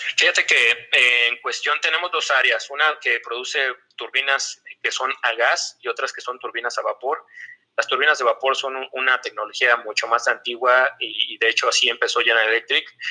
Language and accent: Spanish; Mexico City, Mexico; also born or lived in Torreón, Coahuila; soy de la Gran Tenoch, soy, soy bastante chilango